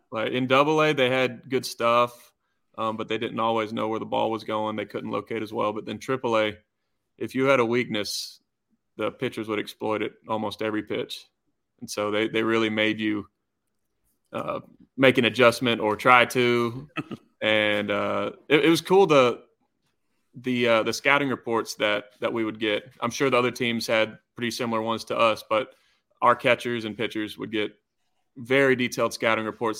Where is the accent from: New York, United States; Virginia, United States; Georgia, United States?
Georgia, United States; growing up in Georgia